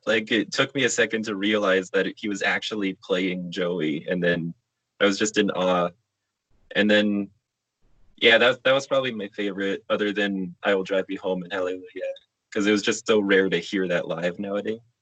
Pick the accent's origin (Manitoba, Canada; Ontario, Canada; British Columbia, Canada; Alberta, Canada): Alberta, Canada; Calgary; I'm from Calgary